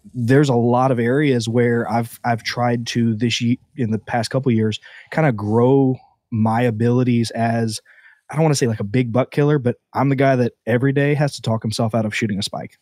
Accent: Southeast Georgia, United States; now in Florida, United States; I was born in Florida, grew up in Southeast Georgia

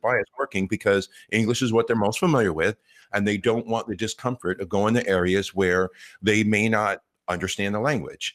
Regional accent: Los Angeles, California, United States; I grew up here in Los Angeles

